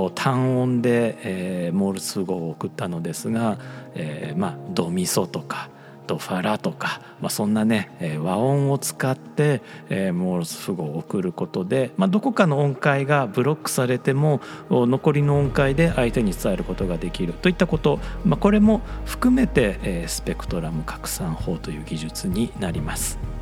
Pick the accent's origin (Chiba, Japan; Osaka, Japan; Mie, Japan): Osaka, Japan; 僕大阪人なので、えー、何々させてもらうというのついつい言っちゃう